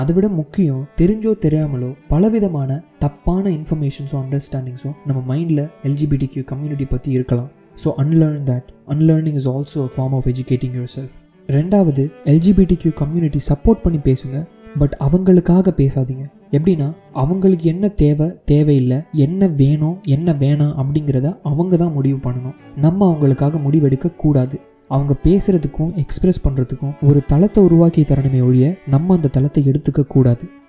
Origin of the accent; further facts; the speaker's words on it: Chennai, Tamil Nadu, India; moved away as an adult; now in Los Angeles, United States; பிறந்து வளர்ந்ததெல்லாம் சென்னையாக